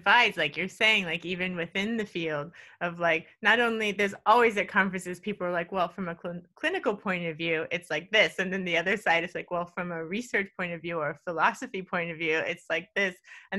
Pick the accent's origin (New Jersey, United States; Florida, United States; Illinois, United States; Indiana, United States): Florida, United States; Miami; I'm from Miami, and I couldn't imagine getting out of Miami at that point in my life.